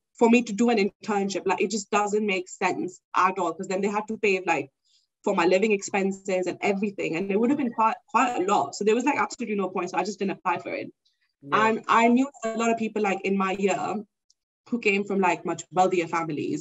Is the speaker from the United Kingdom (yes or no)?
no; Pakistan; I'm from Pakistan and I've lived in Pakistan a whole life.